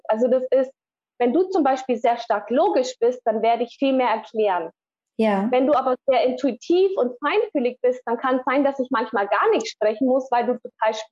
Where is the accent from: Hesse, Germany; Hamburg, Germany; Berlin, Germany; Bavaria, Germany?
Bavaria, Germany; Und ja, so sind wir dann im Allgäu aufgewachsen.